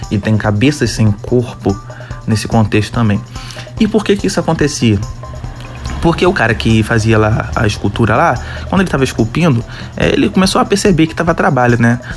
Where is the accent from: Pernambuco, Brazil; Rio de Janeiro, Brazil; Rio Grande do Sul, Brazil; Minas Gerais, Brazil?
Rio de Janeiro, Brazil; accent: carioca; Eu tava bem mais puxado meu sotaque carioca.